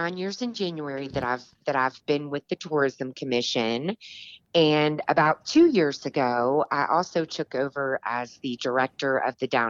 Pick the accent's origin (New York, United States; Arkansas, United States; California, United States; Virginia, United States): Virginia, United States; Richmond; moved away as an adult; now in Kentucky, United States; I am originally from Richmond, Virginia